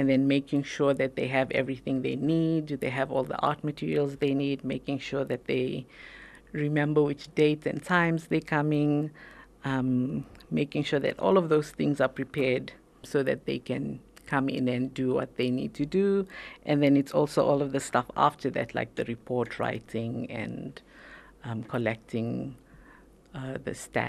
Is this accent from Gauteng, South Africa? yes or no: yes; Pretoria, Gauteng, South Africa; I was born here in South Africa, in Pretoria